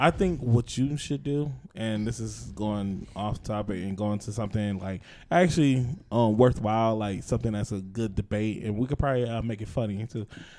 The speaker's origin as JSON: {"language": "English", "town": "Boston", "region": "Massachusetts", "country": "United States", "said": "Because, like, I'm from Boston. That's why we say you guys."}